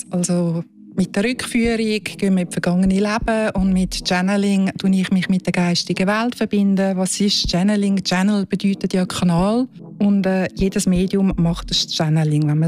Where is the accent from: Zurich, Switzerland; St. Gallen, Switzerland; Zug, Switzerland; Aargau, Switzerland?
Zurich, Switzerland; Ich bin eine Serbin, in Zürich geboren und aufgewachsen